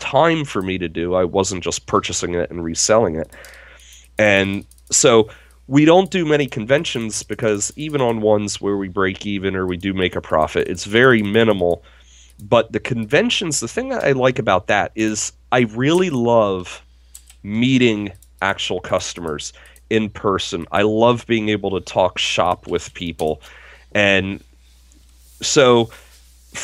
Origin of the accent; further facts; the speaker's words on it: Harrisburg, Pennsylvania, United States; my hometown, Harrisburg